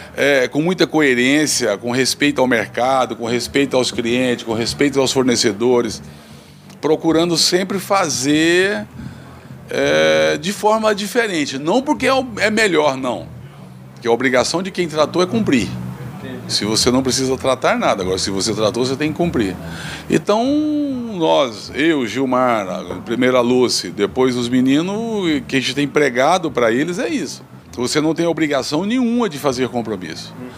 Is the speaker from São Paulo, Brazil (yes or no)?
no; Mara Rosa, Goiás, Brazil; moved away as an adult; also born or lived in Campo Norte / Uruaçu / Alto Horizonte / Tocantinópolis; now in Imperatriz, Brazil; Eu nasci em Campo Norte, fui criado numa fazenda município de Mara Rosa é, e posteriormente fui para Uruaçu, onde eu fiz meus estudos